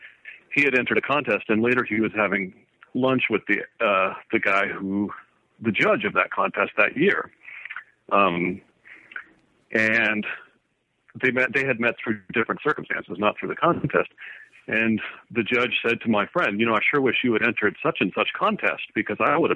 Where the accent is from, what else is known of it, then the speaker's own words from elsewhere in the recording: Woodland Park, Colorado, United States; also born or lived in Kansas / Boulder, Colorado; I grew up outside Colorado Springs in a little town called Woodland Park